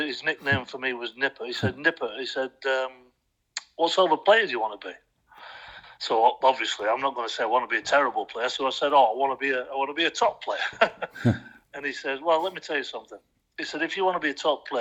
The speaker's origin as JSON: {"language": "English", "town": "Bolton", "region": "North West England", "country": "United Kingdom", "tie": "born or raised there", "also_born_or_lived": "Plymouth / Ipswich", "moved": "as an adult", "said": "365 miles away from my hometown, Bolton, in Lancashire."}